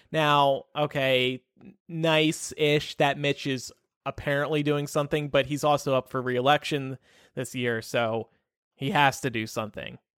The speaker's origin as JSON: {"language": "English", "region": "the South", "country": "United States", "tie": "born or raised there", "said": "My husband and I grew up in the South from two different states"}